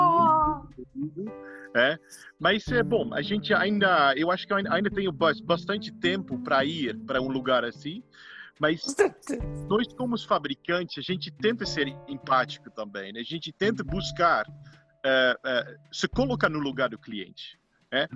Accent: Netherlands; Portuguese is a second language; moved away; eu sou holandês

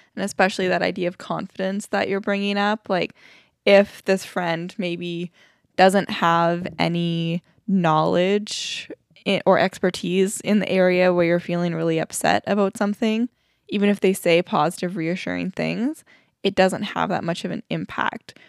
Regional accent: Alberta, Canada; moved away; we're from Alberta

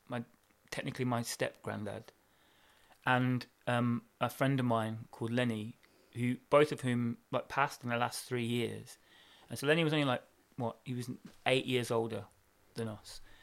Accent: Birmingham, West Midlands, United Kingdom; we're from Brom as well

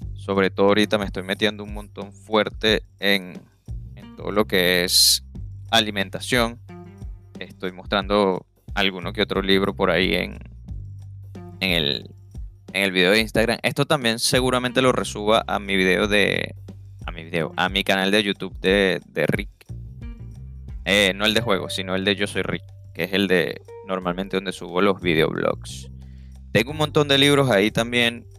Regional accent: Venezuela; moved away as an adult; now in United States; soy venezolano. Vivía en Venezuela, obviamente, por mucho tiempo

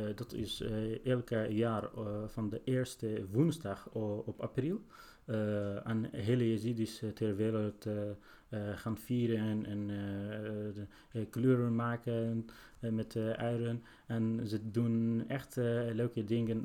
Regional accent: Sinjar, Nineveh, Iraq; now in Netherlands; ik ben zelf gevlucht uit Irak in, nadat de IG is onze stad binnengevallen. En ik woon ongeveer drie jaar hier in Nederland.

